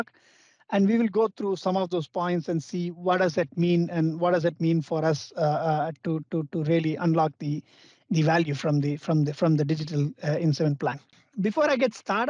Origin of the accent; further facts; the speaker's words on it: India; Being an Indian